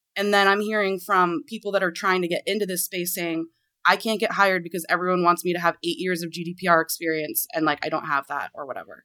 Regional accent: Portland, Maine, United States; now in Washington, D.C., United States; since I grew up in Maine. Like, when I, I'm from the Portland area

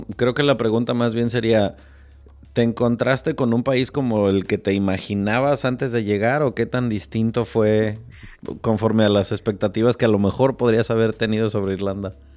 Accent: Morelia, Michoacán, Mexico; yo crecí en Morelia

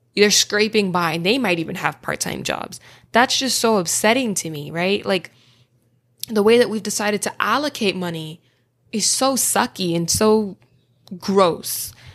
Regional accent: Florida, United States; I'm from Florida

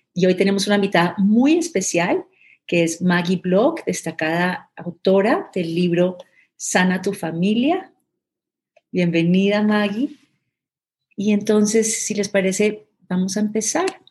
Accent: Colombia; now in Mexico City, Mexico; soy originalmente colombiana

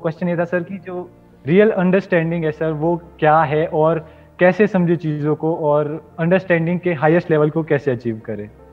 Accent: Himachal Pradesh, India; हिमाचल प्रदेश से मैं स्टूडेंट हूँ

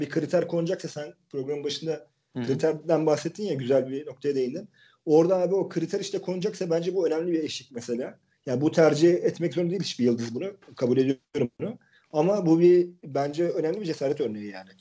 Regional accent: Turkey; biz söyledik işte Türk'üz diye.

